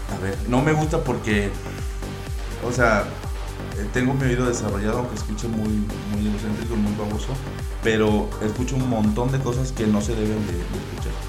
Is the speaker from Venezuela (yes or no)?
no; Veracruz, Mexico; now in Mexico City, Mexico; soy veracruzano